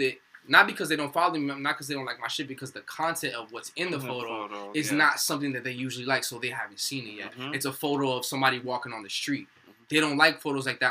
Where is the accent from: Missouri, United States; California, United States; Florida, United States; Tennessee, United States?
Florida, United States; Miami; moved away as an adult; also born or lived in Palm Beach County; now in New Jersey, United States; I'm from Miami